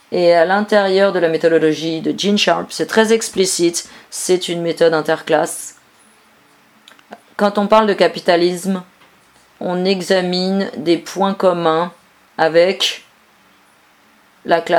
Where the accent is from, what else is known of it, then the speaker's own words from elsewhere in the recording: Virginia, United States; French is a second language; moved away as an adult; now in Barcelona, Spain; Je viens de Virginie, aux États-Unis. Depuis 2007, j'habite en Catalogne, à Barcelone. Quand je suis arrivé là-bas en 2007, j'étais cet anarchiste américain